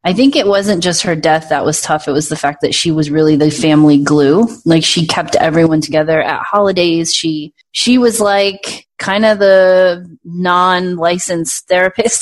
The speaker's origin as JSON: {"language": "English", "town": "Providence", "region": "Rhode Island", "country": "United States", "tie": "born or raised there", "moved": "as an adult", "lives_now": "Phoenix, United States", "said": "I was born in Providence and I grew up there until I was 19 and then I moved away"}